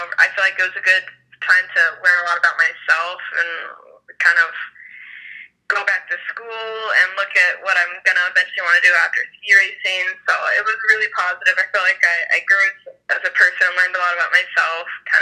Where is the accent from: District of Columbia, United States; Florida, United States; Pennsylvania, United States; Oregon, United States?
Oregon, United States; Mount Hood; I love growing up on Mount Hood, and I love coming home to it